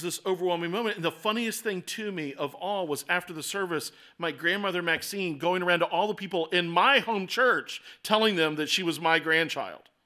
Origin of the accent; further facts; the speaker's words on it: Baltimore, Maryland, United States; moved away as an adult; I moved away from Baltimore for several years. Then I came back to Baltimore